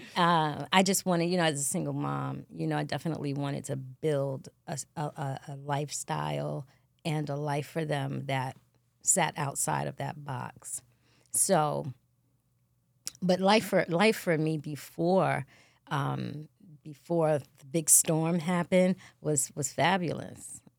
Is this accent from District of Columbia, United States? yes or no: no; New York City, New York, United States; also born or lived in Bronx, New York; I always say I'm from Queens, but I'm actually from the Bronx. and I represent Queens because we moved there